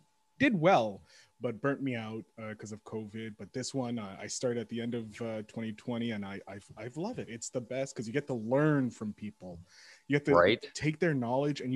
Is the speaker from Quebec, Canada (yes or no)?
yes; Montreal, Quebec, Canada; I'm from Montreal.